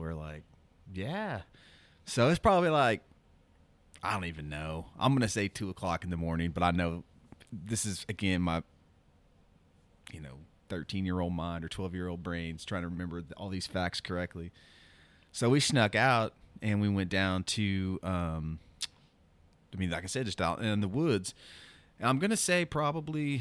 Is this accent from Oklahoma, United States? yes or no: yes; Broken Arrow, Oklahoma, United States; also born or lived in Tulsa, Oklahoma; I grew up, we moved from East Tulsa to Broken Arrow